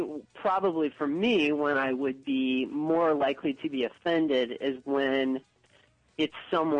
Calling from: Chicago, Illinois, United States; This is Mark. I'm calling from Chicago.

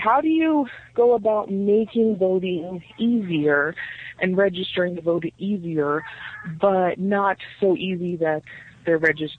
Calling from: Colorado, United States

